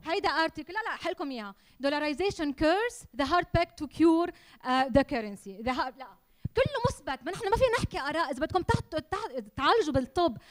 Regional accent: Lebanon; أنا لبنانية وما بحمل غير جنسية

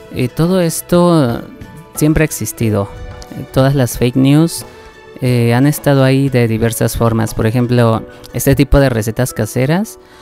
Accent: Mexico; moved away as an adult; also born or lived in Mexico City; en mi ciudad natal, que pues es una ciudad con una población bastante baja comparada con Ciudad de México

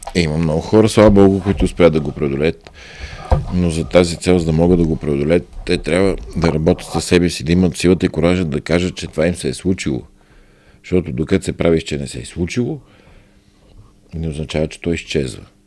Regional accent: Byala Slatina, Vratsa Province, Bulgaria; moved away; в моя роден град Бела Слатина

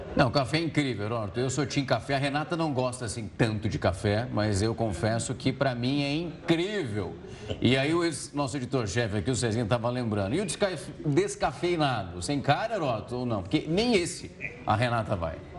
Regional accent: Ribeirão Preto, São Paulo, Brazil; Eu sou de Ribeirão Preto

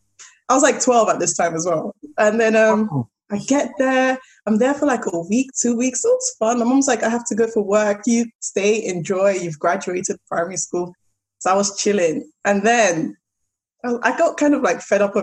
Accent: London, United Kingdom; accent: South London; moved away; also born or lived in Abuja, Nigeria; this little ratchet South London girl with my strong ass accent

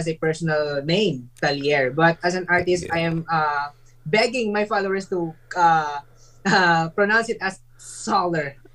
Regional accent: Philippines; we're Filipino.

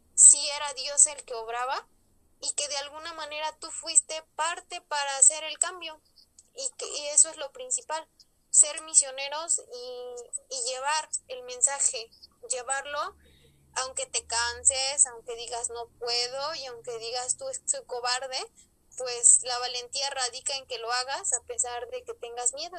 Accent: Ajalpan, Puebla, Mexico; soy originaria de Ajalpan, Puebla, cerquita de la diócesis de Tehuacán

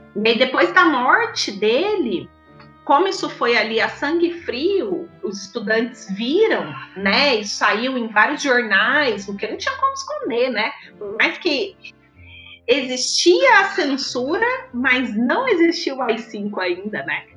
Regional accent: Brazil

